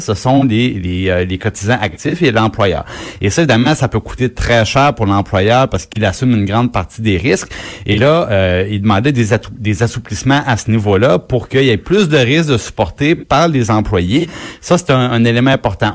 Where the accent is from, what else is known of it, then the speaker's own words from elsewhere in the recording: Trois-Rivières, Quebec, Canada; moi, je viens, je viens de Trois-Rivières